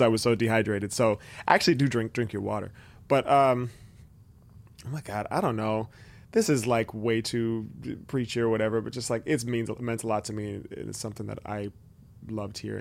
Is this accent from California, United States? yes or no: yes; Benicia, California, United States; also born or lived in Vallejo; growing up in Benicia